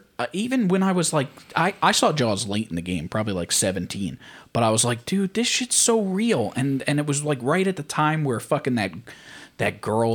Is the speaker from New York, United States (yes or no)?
yes; Mastic, New York, United States; When I was just growing up in Mastic.